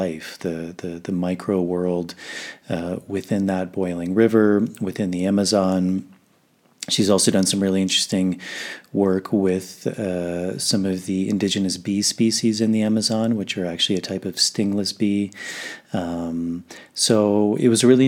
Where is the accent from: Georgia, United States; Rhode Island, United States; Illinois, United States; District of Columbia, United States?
District of Columbia, United States; Washington; I grew up in Washington, D.C.